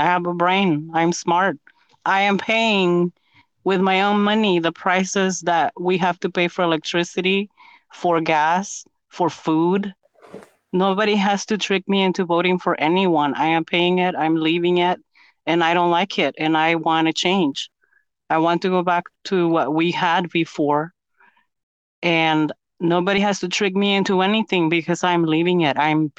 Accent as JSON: {"language": "English", "town": "Guatemala City", "region": "Guatemala Department", "country": "Guatemala", "lives_now": "United States", "said": "I'm from Guatemala City, Guatemala."}